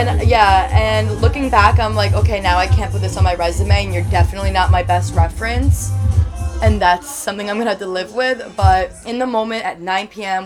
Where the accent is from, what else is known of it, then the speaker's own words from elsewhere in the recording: New Jersey, United States; I'm from Jersey.